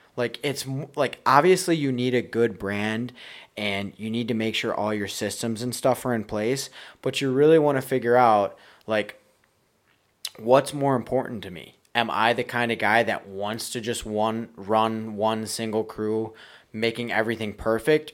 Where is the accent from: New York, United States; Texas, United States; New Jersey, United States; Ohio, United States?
New York, United States; Buffalo; I'm from Buffalo, New York.